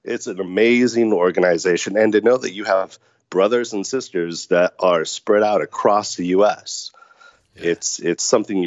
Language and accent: English; Orange County, California, United States; moved away as an adult; also born or lived in Las Vegas; I was born and raised in Orange County